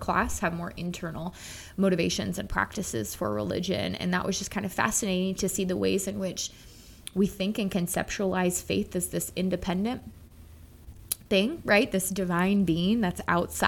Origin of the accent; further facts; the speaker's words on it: Minnesota, United States; a middle-class white suburban child of growing up in Minnesota